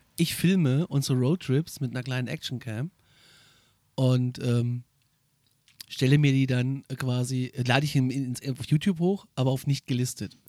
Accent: Northern Hesse, Germany; bei uns in Nordhessen

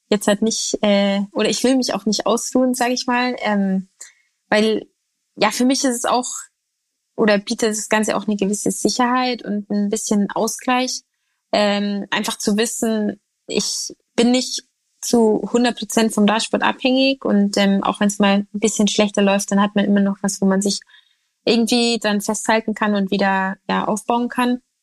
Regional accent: Bavaria, Germany; bei uns in Bayern

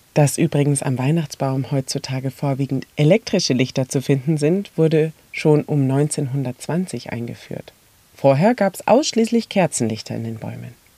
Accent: Mainz, Rhineland-Palatinate, Germany; bei uns in Mainz

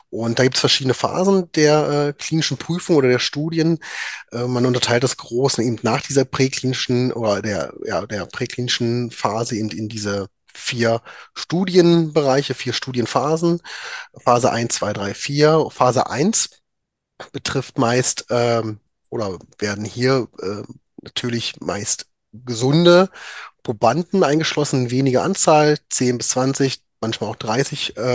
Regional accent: Magdeburg, Saxony-Anhalt, Germany; now in Düsseldorf, Germany; Äh, ich bin gebürtiger Magdeburger, habe dort auch äh, mein Medizinstudium absolviert

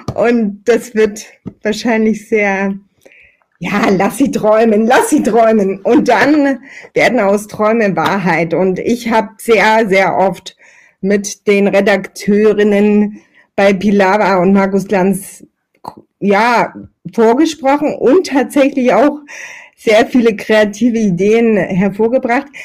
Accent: Meerane, Saxony, Germany; Ich bin in Mirane geboren, das liegt quasi in Italien, tatsächlich aber in äh, Sachsen bei Chemnitz und Zwickau. Ich habe dort ähm, ja eine sehr sehr schöne Kindheit verbracht

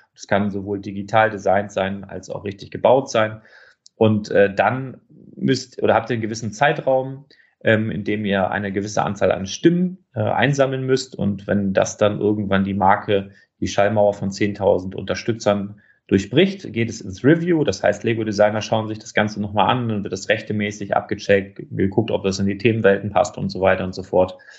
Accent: Northern Germany, Germany; ich komme aus Norddeutschland

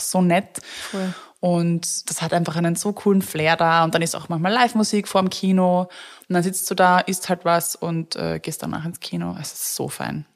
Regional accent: Vienna, Austria; ich als Wienerin

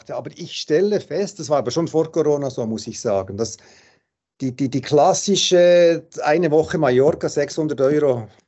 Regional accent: Switzerland; jetzt bei uns in der Schweiz, was es mal so angedacht.

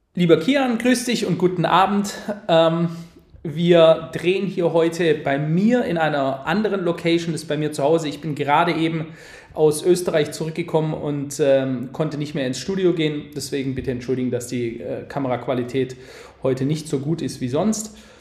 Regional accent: Germany; wir Deutschen

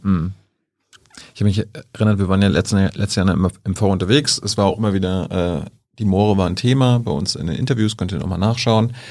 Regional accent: Malchin, Mecklenburg-Vorpommern, Germany; in meinem Heimatland. Ich komme ja aus Malchin

